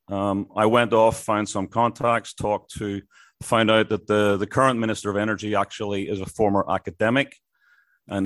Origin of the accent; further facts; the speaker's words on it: Belfast, Northern Ireland, United Kingdom; also born or lived in Asia; now in Western Australia, Australia; I'm from Belfast